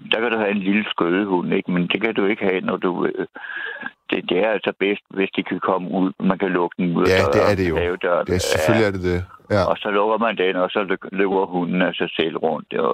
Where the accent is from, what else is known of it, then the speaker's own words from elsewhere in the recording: Copenhagen, Capital Region of Denmark, Denmark; jeg er fra en forstad til København.